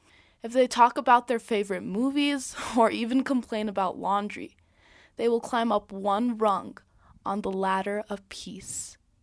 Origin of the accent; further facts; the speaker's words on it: Taos, New Mexico, United States; also born or lived in Palestine; I was born in Palestine, but I grew up here in Taos, New Mexico. Most of my extended family still lives in Palestine.